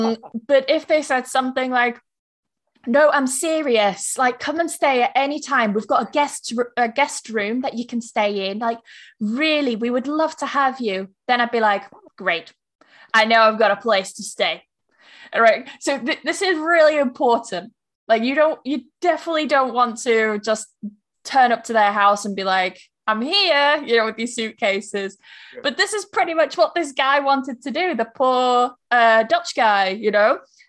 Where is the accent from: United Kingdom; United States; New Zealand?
United Kingdom; England; I will say to them, like, I'm not being English about this.